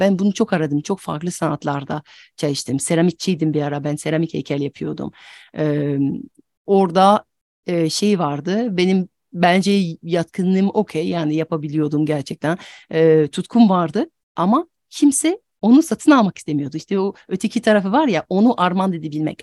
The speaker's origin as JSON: {"language": "Turkish", "country": "France", "tie": "born or raised there", "also_born_or_lived": "United States / Turkey", "second_language": "Turkish", "moved": "yes", "said": "ben aslında Fransızım ama yerli yabancıyım."}